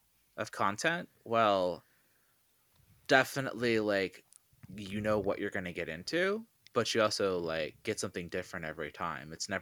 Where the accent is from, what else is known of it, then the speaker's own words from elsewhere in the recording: Canada; growing up in Canada